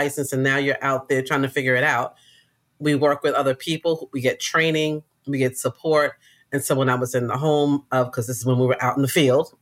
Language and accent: English; New York City, New York, United States; I grew up in Queens